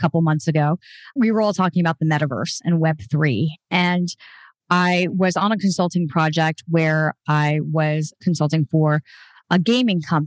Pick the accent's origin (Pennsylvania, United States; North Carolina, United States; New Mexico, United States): New Mexico, United States; Albuquerque; Albuquerque, which is my hometown, has a chapter